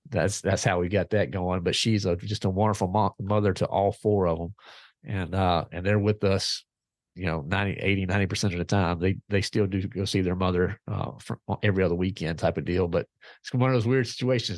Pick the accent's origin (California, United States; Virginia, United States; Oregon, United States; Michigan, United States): Virginia, United States; Clarksville; I'm from Virginia, a little town called Clarksville, Virginia